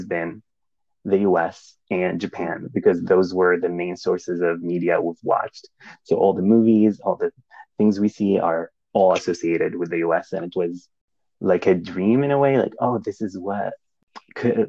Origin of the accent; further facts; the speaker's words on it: Saudi Arabia; moved away as an adult; also born or lived in Kansas, United States; now in Indiana, United States; I grew up in Saudi Arabia